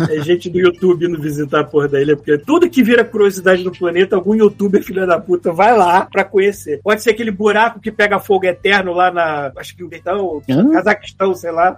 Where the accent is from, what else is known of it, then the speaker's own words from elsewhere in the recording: Brazil; eu sou bem brasileiro mesmo